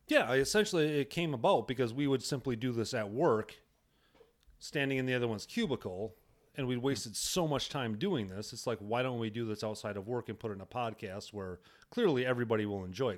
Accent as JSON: {"language": "English", "region": "Wisconsin", "country": "United States", "said": "We're both from Wisconsin"}